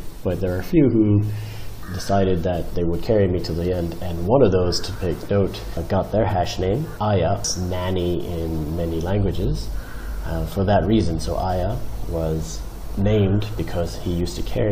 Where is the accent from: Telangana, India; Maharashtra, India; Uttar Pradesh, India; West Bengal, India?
Telangana, India; Hyderabad; also born or lived in Manila; I grew up in Hyderabad and my father, Digit, was the founder of the Hyderabad hash